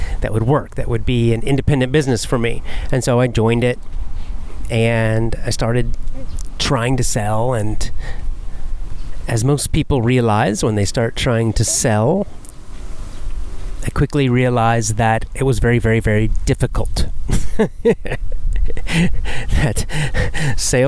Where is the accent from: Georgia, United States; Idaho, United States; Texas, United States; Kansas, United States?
Georgia, United States; Athens; moved away as an adult; also born or lived in South Carolina; I moved from my hometown in Athens, Georgia